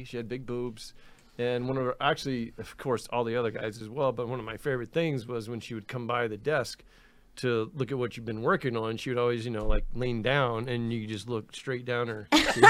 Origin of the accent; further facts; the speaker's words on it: Destin, Florida, United States; moved away as an adult; also born or lived in Sarasota, Florida; now in Los Angeles, United States; Well, I was up in northwest Florida. I'm from Destin, Florida. It's a little fishing village.